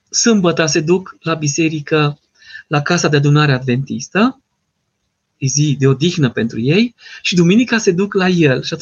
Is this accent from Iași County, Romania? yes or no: no; Târgu Mureș, Mureș County, Romania; sunt, în târgul, sunt din Târgu Mureș.